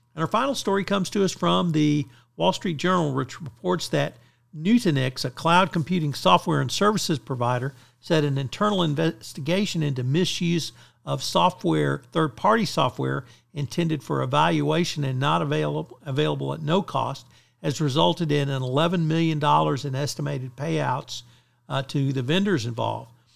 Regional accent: Bryan, Texas, United States; in Bryan, Texas, which happens to be my hometown

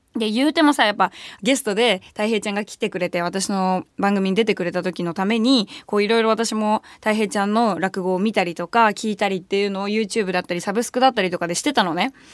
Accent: Shitamachi, Tokyo, Japan; 下町出身だからさ、下町の映画館で見てるわけよ

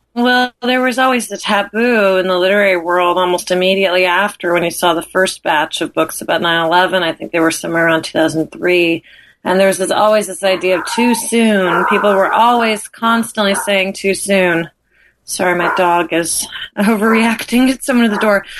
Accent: New York, United States; as a New Yorker

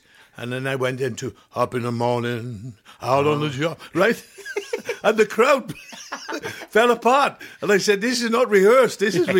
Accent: Pontypridd, Wales, United Kingdom; moved away as an adult; also born or lived in Barry Island / Las Vegas; I come from Pontypridd. Now, in Pontypridd, where I come from, we talk like this.

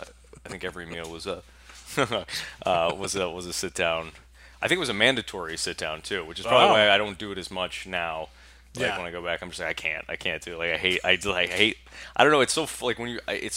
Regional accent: Bridgewater, Massachusetts, United States; Bridgewater, Massachusetts.

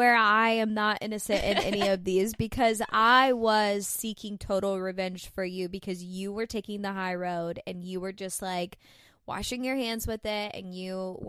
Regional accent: Florida, United States; I was new from Florida

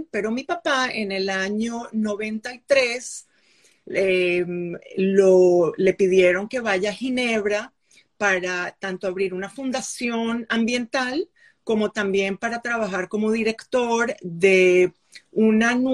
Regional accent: Venezuela; mostrarles que saben que soy de América Latina, que vengo, vengo de Venezuela, vengo de la central

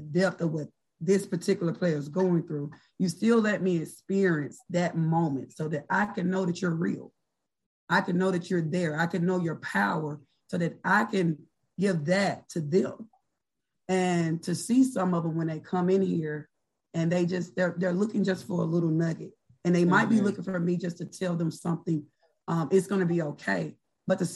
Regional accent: Oxford, Mississippi, United States; I'm originally from Oxford, Mississippi

